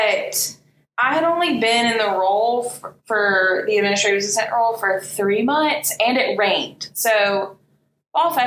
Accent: Birmingham, Alabama, United States; also born or lived in Tuscaloosa; I grew up here in Birmingham. So graduated from Vestavia in 2012

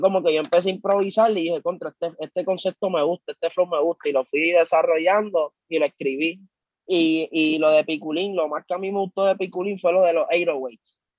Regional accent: Carolina, Puerto Rico; also born or lived in Santurce, San Juan, Puerto Rico; yo nací, nosotros nacimos en Villa Palmera, Santurce, y nos criamos en Carolina, en el sector Country Club

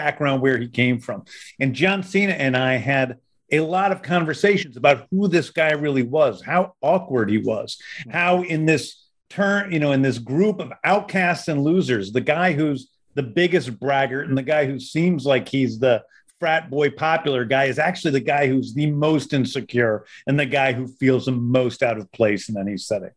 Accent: Missouri, United States; now in Georgia, United States; I grew up in Missouri

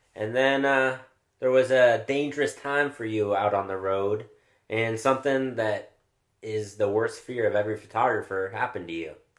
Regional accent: California, United States; also born or lived in Chicago; I came from the West Coast, California

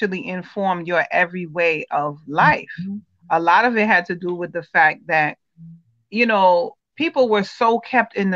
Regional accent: United States; as the child of Caribbean parents who was born here in America

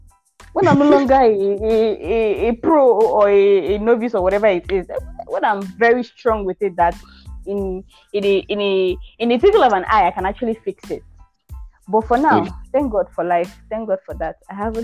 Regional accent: Abia, Nigeria; I'm from Abia State.

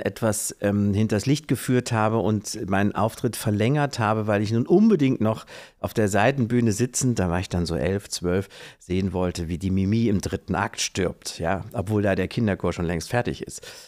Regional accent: Kassel, Hesse, Germany; moved away as an adult; now in Oldenburg, Germany; in meiner Heimatstadt in Kassel

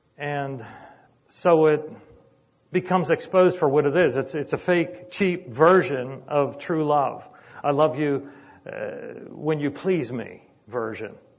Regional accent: Sharpsburg, Pennsylvania, United States; I grew up in Sharpsburg in a little apartment

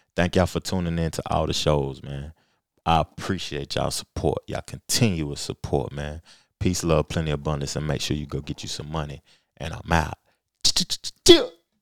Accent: Knoxville, Tennessee, United States; I'm from Knoxville, man. I'm from Tennessee, the home of Pat Summit

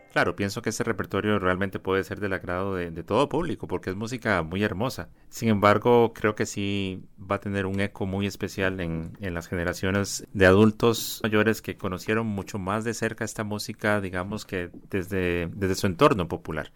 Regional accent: Costa Rica; como costarricenses

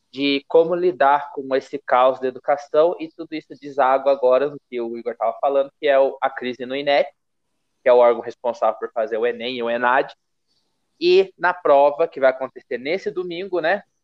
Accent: Brazil; como brasileiro mesmo

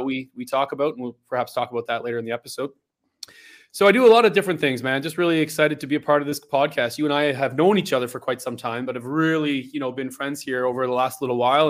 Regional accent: Belleville, Ontario, Canada; born and raised and born and bred in Belleville, Ontario.

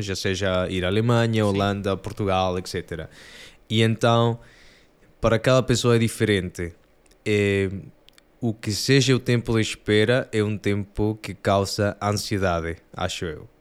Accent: Peru; Portuguese is a second language; moved away; sou do Peru, por isso o sotaque italiano e português

